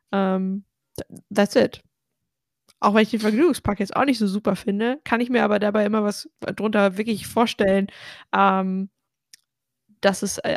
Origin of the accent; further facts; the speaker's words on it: North Rhine-Westphalia, Germany; Ja, ich sage ja auch oft, ich komme aus Ostwestfalen, da ist das auch nicht so die Regel, dass man sich überschwänglich lobt.